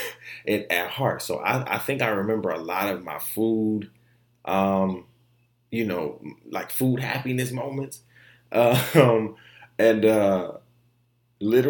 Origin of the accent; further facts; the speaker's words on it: Detroit, Michigan, United States; also born or lived in Orlando, Florida; So when I moved from Florida to Detroit